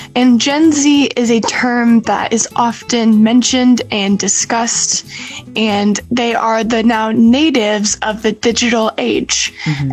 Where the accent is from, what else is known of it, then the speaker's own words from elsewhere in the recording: China; I grew up in China